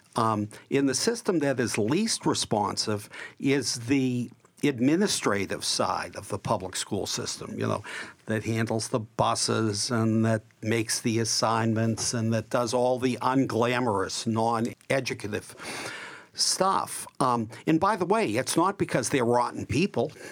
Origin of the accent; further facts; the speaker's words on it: Boston, Massachusetts, United States; also born or lived in Brighton, Boston / Jamaica Plain, Boston; I grew up in Dorchester and now live in Jamaica Plain